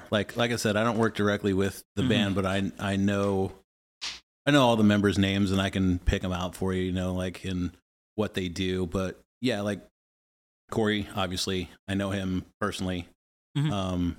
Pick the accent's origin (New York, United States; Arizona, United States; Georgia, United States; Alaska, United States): Georgia, United States; Atlanta; moved away as an adult; now in Kansas City, United States; So I grew up in Atlanta. Yeah, I lived there since I was 5, from 92 to 2015, and then I moved here to Kansas City.